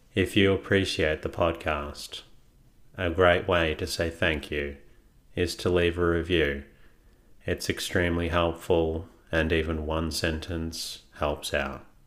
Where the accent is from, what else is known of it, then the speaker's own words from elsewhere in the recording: Australia; As an Australian myself